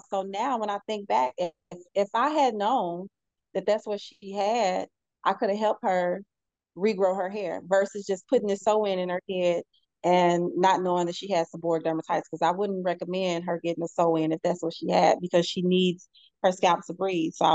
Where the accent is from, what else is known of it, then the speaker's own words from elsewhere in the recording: St. Louis, Missouri, United States; moved away as an adult; now in Houston, United States; I love my hometown.